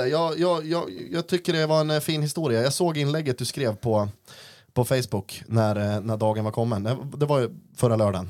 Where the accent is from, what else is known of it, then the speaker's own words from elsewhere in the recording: Östersund, Jämtland, Sweden; also born or lived in Oslo; sen flyttade jag hem igen då till mm. morsan, avslutade eh, en treårig gymnasiebildning på Vargentinskolan